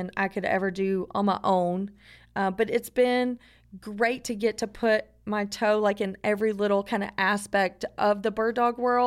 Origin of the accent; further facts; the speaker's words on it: North Georgia, United States; I'm from North Georgia